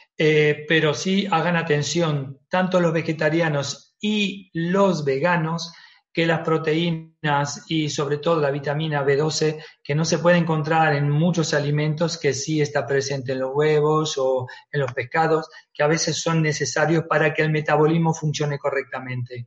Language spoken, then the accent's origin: Spanish; Argentina; moved away; yo nací en Argentina y que me he criado un poquito con eso